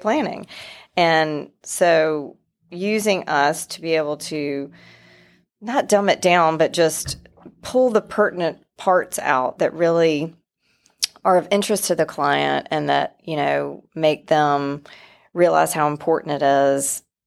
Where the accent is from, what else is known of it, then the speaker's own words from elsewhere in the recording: Wilson, North Carolina, United States; I am from Wilson, North Carolina originally. A little bit of an accent still.